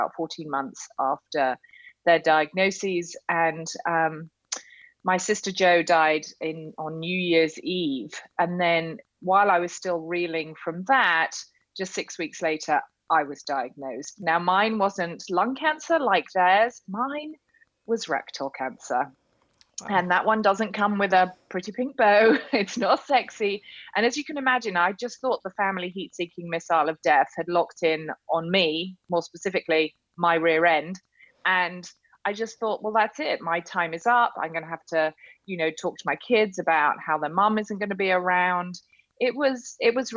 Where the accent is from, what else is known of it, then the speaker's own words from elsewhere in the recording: United Kingdom; I'm a Brit.